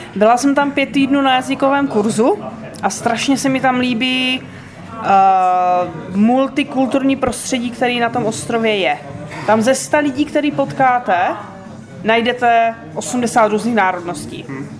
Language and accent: Czech; Moravia, Czechia; Já jsem se narodila na Moravě, což je součást České republiky